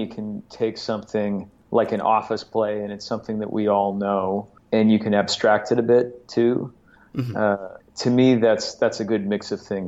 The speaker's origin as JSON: {"language": "English", "town": "Chicago", "region": "Illinois", "country": "United States", "tie": "born or raised there", "moved": "yes", "lives_now": "New York, United States", "said": "I grew up in Chicago"}